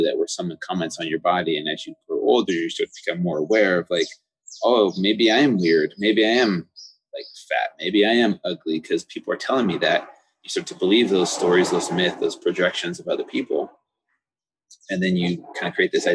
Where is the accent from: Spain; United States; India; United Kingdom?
United States; everyday foods that we grew up with here in the United States